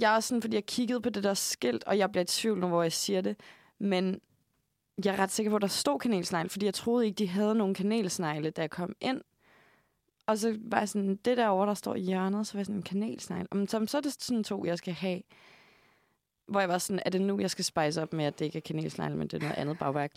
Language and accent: Danish; Hørve, Zealand, Denmark; moved away; Jeg kommer fra Nordvestjylland.